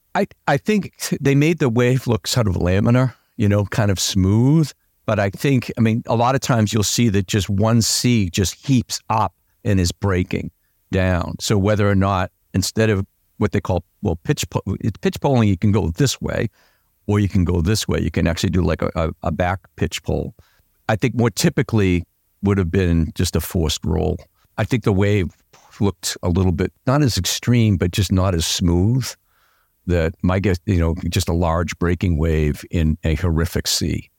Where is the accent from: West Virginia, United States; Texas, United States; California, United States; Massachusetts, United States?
Massachusetts, United States; Boston; I'm a Bostonian. Yeah, I grew up in Dorchester